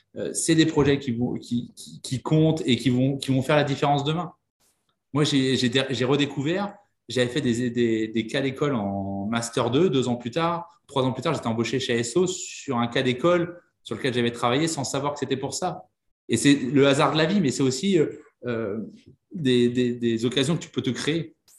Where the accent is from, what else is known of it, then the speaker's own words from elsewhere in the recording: Vannes, Brittany, France; je suis breton. dans une, je viens d'une petite ville qui s'appelle Vannes, dans le Morbihan.